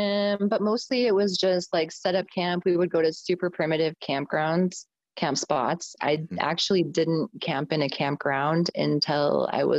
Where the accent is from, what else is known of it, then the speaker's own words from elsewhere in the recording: Southern Utah, United States; moved away as an adult; also born or lived in South Dakota; growing up in Southern Utah